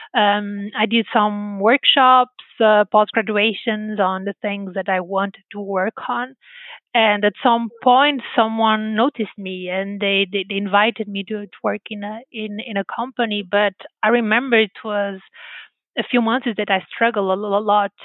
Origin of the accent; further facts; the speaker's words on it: Porto, Norte, Portugal; English is a second language; moved away as an adult; also born or lived in California; a girl that grew up in a small town in Porto